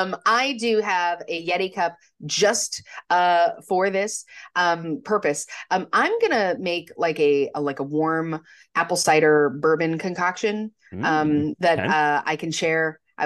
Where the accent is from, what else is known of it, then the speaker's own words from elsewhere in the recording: Montana, United States; So imagine that you had the same problem that I did growing up in Montana, where you would get this cool costume and then you'd have to wear a parka over it because it's like negative 20 outside.